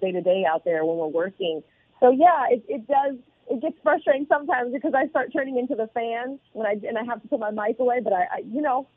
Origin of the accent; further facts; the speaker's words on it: the Bay Area, California, United States; from my hometown, for the Bay